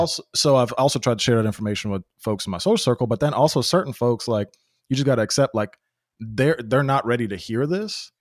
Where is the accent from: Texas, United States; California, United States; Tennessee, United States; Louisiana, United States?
Tennessee, United States; Memphis; now in Nashville, United States; I came to the States when I was ten years old, so I've been in just different communities, obviously just my immigrant community, then the different immigrant communities in that, growing up in North Memphis